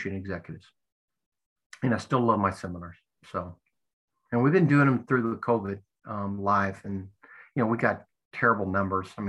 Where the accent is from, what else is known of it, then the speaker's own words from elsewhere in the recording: United States; as an American